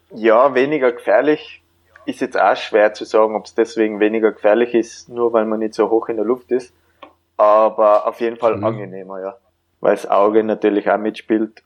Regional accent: Tyrol, Austria; also born or lived in Vienna; dass ich in Tirol aufgewachsen bin

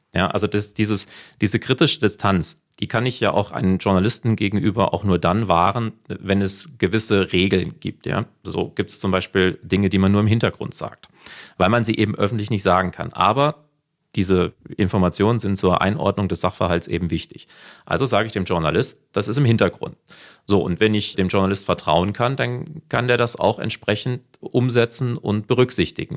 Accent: North Hesse, Germany; accent: North Hessian; hört man meinen nordhessischen Dialekt, Akzent

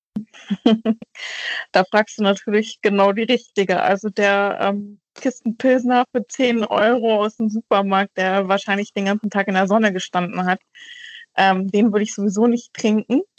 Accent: North Frisia, Schleswig-Holstein, Germany; now in Hamburg, Germany; Ich bin in Nordfriesland groß geworden

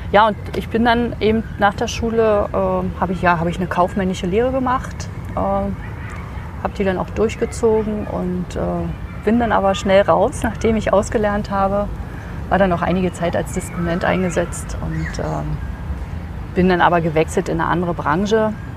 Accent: Berlin, Germany; ich komme aus Berlin.

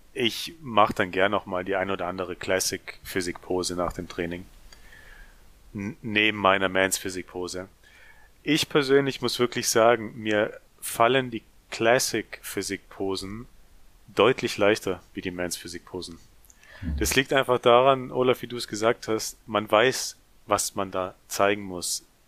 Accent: near Ludwigsburg, Baden-Württemberg, Germany; Bin auch aus der Nähe von Ludwigsburg. Äh, Ludwigsburg liegt übrigens in der Nähe von Stuttgart. Für die, die das kleine Käffle hier nicht kennen.

